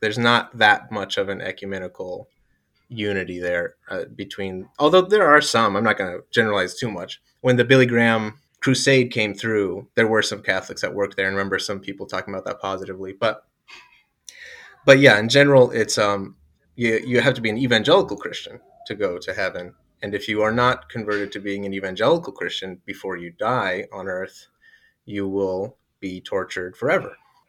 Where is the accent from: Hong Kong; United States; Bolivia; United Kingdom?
Bolivia; Yeah, so I grew up in Bolivia. My family moved there when I was 3 to be missionaries with South America Mission, and I generally loved it.